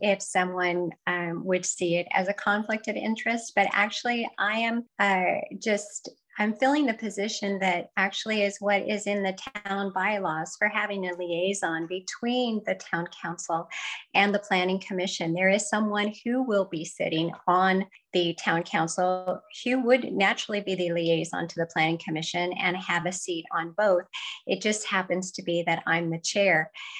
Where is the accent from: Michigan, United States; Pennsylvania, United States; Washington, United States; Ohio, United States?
Washington, United States; central Washington State, United States; moved away as an adult; now in Scottsville, United States; I grew up in a small rural community in central Washington State. My hometown was known to be a place of abundant farms and orchards and ranches.